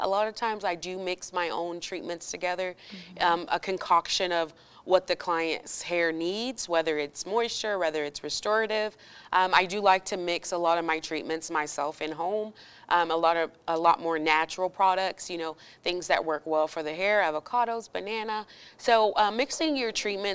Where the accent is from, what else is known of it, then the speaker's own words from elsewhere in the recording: Oklahoma, United States; moved away as an adult; now in El Paso, United States; originally I'm from Oklahoma, moved to El Paso about 8 years ago.